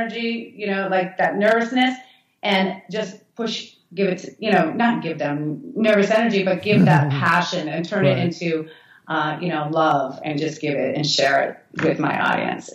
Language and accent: English; Massachusetts, United States; moved away as an adult; now in New York, United States; I ended up opening a salon in Massachusetts, uh-huh, in my hometown